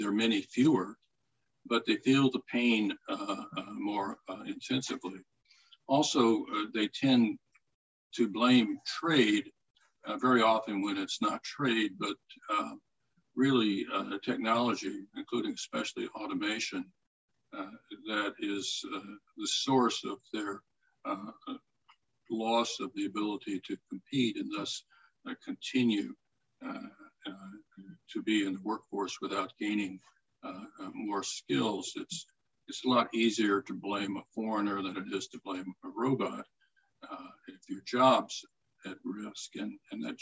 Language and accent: English; Florida, United States; my home state of Florida